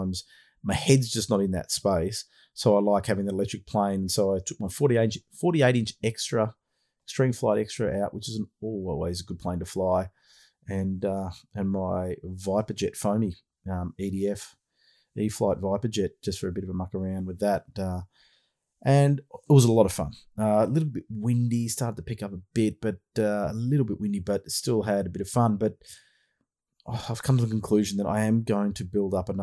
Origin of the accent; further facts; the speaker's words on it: Australia; accent: Aussie; also born or lived in Melbourne, Australia; my Aussie accent.